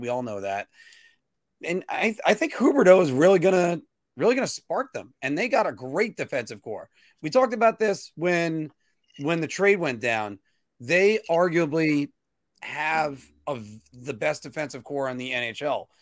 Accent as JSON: {"language": "English", "country": "United States"}